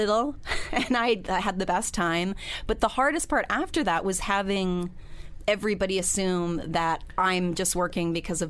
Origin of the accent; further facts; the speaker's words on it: Allentown, Pennsylvania, United States; I grew up in Allentown, Pennsylvania.